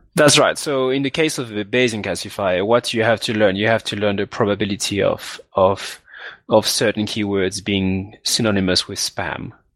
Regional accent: Martinique; moved away as an adult; also born or lived in Guadeloupe / France / Bristol, United Kingdom; I grew up in Martinique, which is another island where they speak French, which is also in the Caribbean. And I stayed there till, till I was 18.

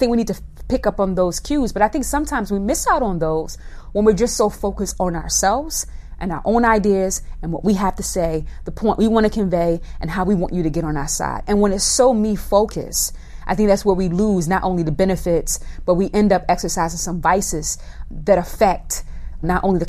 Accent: the South, United States; moved away; also born or lived in Northeast US; I'm a Black woman who was raised in the South, lived in the Northeast all of her life.

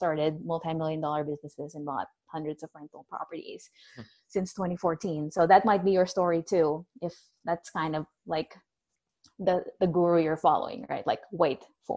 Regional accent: Philippines; now in Florida, United States; I'm originally from the Philippines

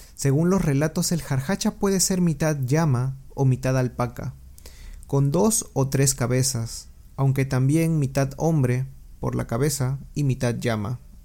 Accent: Peru; mi país de origen, Perú

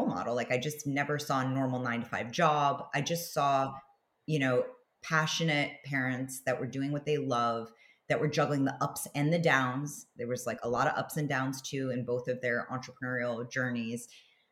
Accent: New York City, New York, United States; moved away as an adult; also born or lived in Los Angeles; I grew up in New York City on the Upper West Side

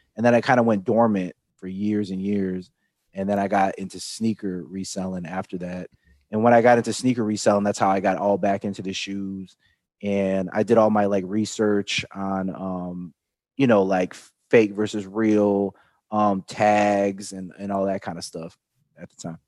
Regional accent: Chicago, Illinois, United States; I grew up in Chicago

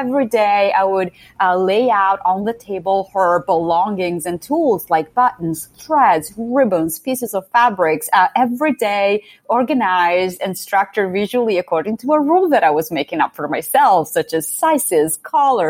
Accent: a little town close to Modena, Emilia-Romagna, Italy; English is a second language; moved away; also born or lived in Ferrara / Milan; I'm Italian. I grew up in a little town close to Modena, which is another little town in the center of Italy

